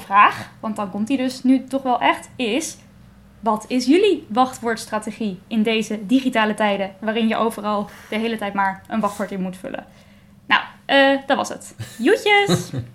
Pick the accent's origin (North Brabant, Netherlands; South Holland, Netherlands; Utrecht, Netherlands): Utrecht, Netherlands; Baarn; Ik kom zelf uit Baren